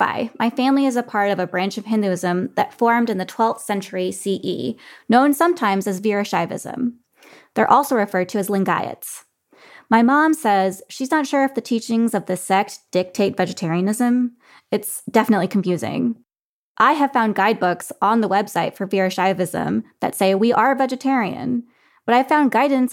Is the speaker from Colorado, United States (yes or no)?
yes; Colorado, United States; I was one of just a few BIPOC teenagers in my suburban Colorado high school